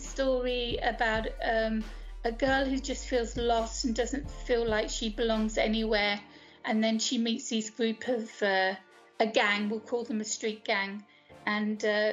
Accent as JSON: {"language": "English", "country": "United Kingdom", "tie": "born or raised there", "moved": "as an adult", "lives_now": "Greece", "said": "I'm from the UK, as you can tell from my accent."}